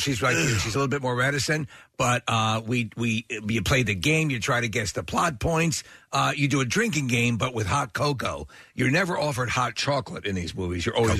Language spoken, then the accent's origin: English; Long Island, New York, United States; I grew up on Long Island.